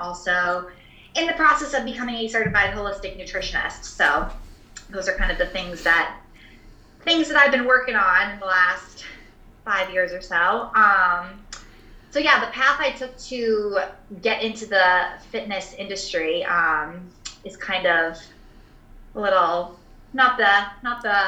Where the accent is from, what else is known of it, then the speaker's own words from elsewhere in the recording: Boston, Massachusetts, United States; moved away as an adult; also born or lived in Rhode Island / Wisconsin; now in Rochester, United States; we are both from the Boston area